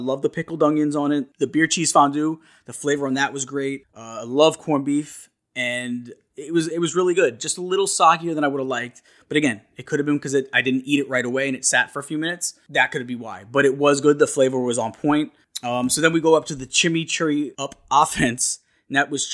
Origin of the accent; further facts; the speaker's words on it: New York, United States; I'm from New York